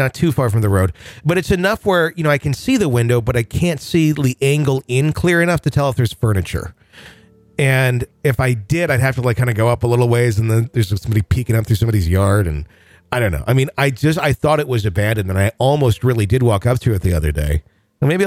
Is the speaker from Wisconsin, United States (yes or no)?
yes; Wisconsin, United States; born or raised there